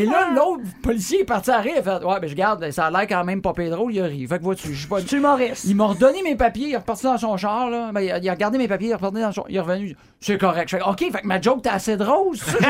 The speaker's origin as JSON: {"language": "French", "town": "Drummondville", "region": "Quebec", "country": "Canada", "said": "je viens de Drummondville, puis je suis à Québec"}